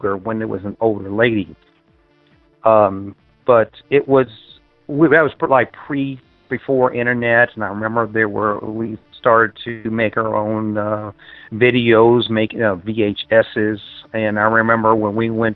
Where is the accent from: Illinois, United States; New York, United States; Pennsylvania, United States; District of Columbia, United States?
District of Columbia, United States; Washington; The nation's capital, Washington, D.C. area